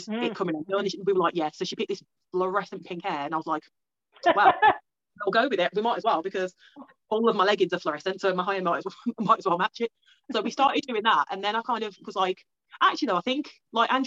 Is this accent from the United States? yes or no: no; Newtown, England, United Kingdom; I'm like full English. I was born in Newtown, which is like a slightly dodgy area